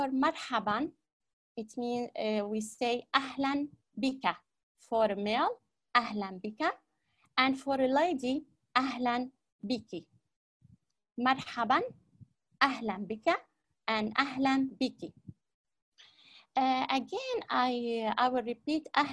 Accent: Aleppo, Aleppo Governorate, Syria; Ana min Surya. Ana min Surya

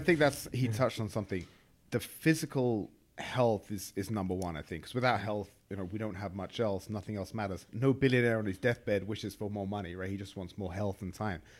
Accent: England, United Kingdom; moved away as an adult; now in United States; I'm from England

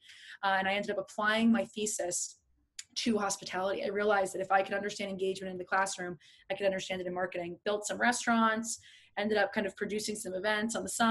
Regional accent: New Jersey, United States; now in New York, United States; But I grew up in New Jersey. I'm in a very small town. I moved multiple times during high school, which you know, I moved three times in a year

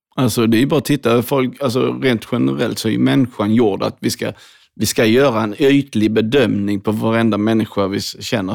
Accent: Hässleholm, Skåne, Sweden; Jag växte upp i Skåne, Hässleholm

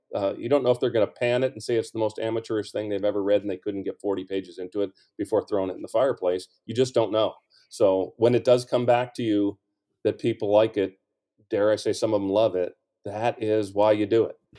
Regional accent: St. Louis, Missouri, United States; I was from Saint Louis

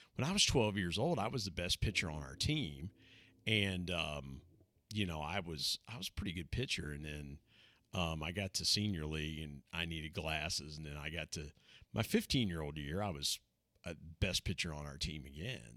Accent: Southeast Ohio, United States; also born or lived in Huntington, West Virginia; lived a, a, a normal life growing up in Southeast Ohio

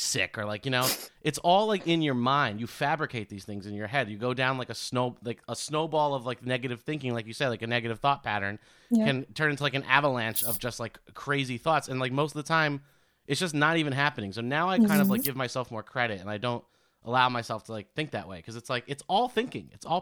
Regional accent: New York City, New York, United States; I'm from New York and I grew up with the insane parents from Queens

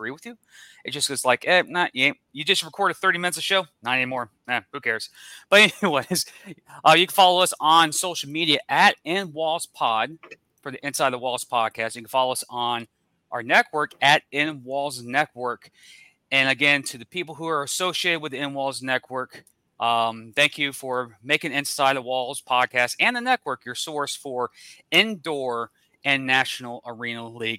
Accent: Jacksonville, Florida, United States; Jacksonville, my hometown team

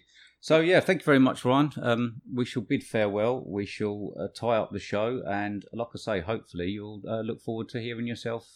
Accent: England, United Kingdom; We're English

